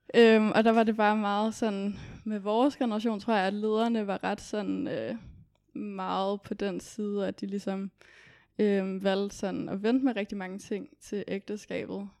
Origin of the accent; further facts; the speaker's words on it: Copenhagen, Capital Region of Denmark, Denmark; Kommer fra København